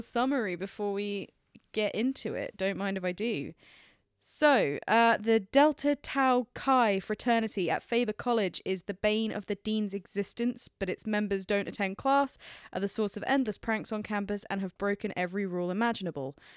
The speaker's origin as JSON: {"language": "English", "region": "England", "country": "United Kingdom", "said": "as an English person"}